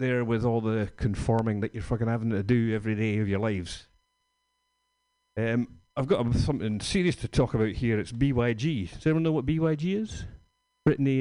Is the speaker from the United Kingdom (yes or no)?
yes; Scotland, United Kingdom; moved away; I'm from Scotland